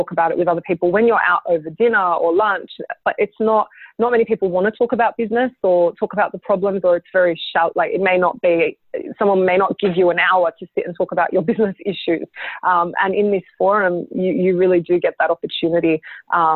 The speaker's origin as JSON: {"language": "English", "country": "Australia", "said": "as an Australian designer"}